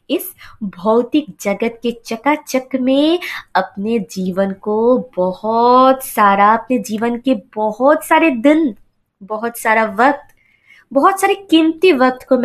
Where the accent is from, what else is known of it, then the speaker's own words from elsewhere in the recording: West Bengal, India; और मैं वेस्ट बंगाल से बिलोंग करती हूँ